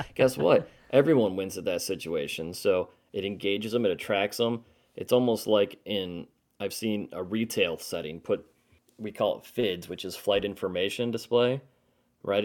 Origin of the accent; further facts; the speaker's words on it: Charlotte, North Carolina, United States; my hometown here in Charlotte